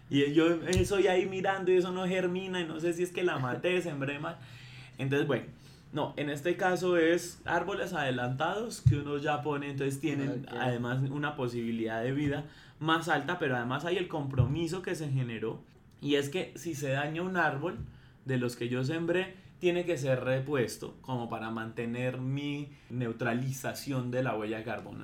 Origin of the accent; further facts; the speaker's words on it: Bogotá, Colombia; nosotros como bogotanos